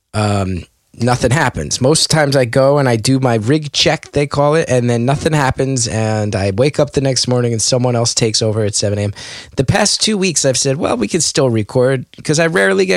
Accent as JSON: {"language": "English", "town": "West Orange", "region": "New Jersey", "country": "United States", "tie": "born or raised there", "said": "myself and two other guys who grew up in West Orange, New Jersey"}